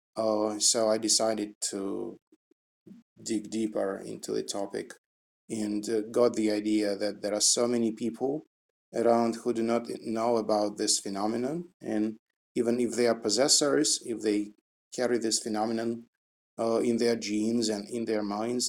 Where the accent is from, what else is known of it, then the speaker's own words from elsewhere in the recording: Russia; English is a second language; now in Moscow, Russia; I was born in Russia and now it's Moscow outside